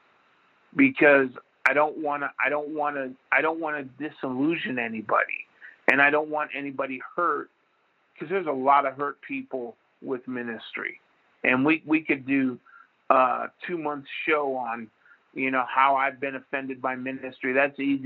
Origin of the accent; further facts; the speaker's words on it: Jacksonville, Florida, United States; moved away; I was from Jacksonville